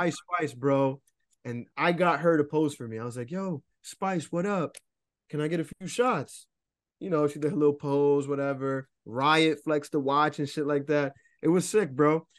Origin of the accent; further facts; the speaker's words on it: New Jersey, United States; I'm from New Jersey, for all my listeners and shit, but, um, I don't live too far from Newark